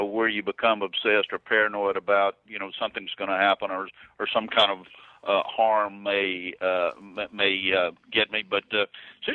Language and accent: English; Louisiana, United States; growing up in Louisiana and hunting and fishing and in the outdoors all the time